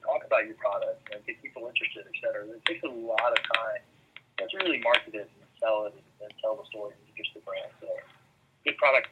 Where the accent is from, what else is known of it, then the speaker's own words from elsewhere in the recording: South Louisiana, United States; moved away as an adult; also born or lived in New York City / London; growing up in South Louisiana, food is just a huge part of the way that we live